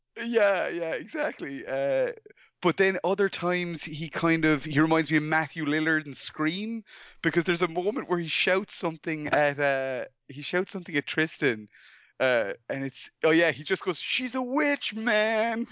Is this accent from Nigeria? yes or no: no; Ireland; I'm from Ireland